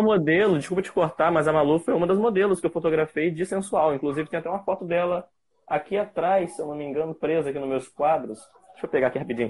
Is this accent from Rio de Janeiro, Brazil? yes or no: yes; Campos dos Goytacazes, Rio de Janeiro, Brazil; sou de Campos dos Goitacazes, interior do estado do Rio de Janeiro